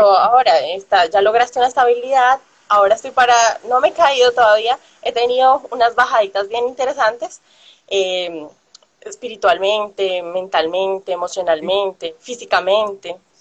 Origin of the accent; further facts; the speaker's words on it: Colombia; moved away as an adult; salí de Colombia